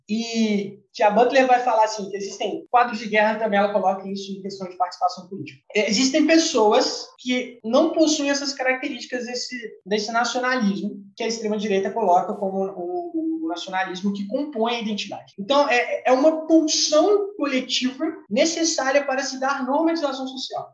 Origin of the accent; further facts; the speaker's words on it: Brazil; nós brasileiros